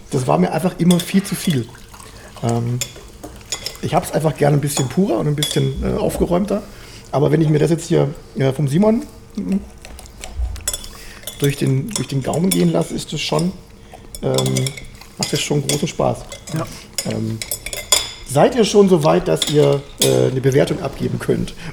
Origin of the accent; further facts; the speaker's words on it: Swabia, Baden-Württemberg, Germany; obwohl ich ja gebürtiger Schwabe bin